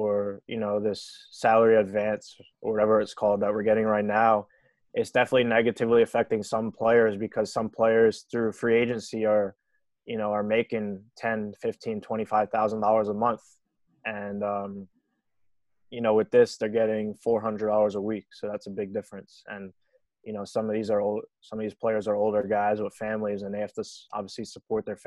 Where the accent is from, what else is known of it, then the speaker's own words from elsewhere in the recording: New York, United States; living in New York, growing up in New York my whole life